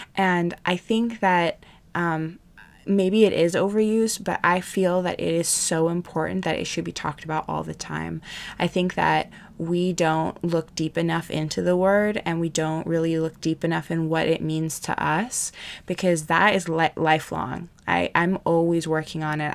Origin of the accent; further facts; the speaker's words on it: Hawaii, United States; I grew up in Hawaii